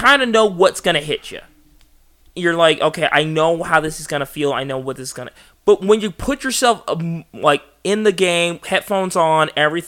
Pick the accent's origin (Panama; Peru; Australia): Panama; moved away; growing up in Panama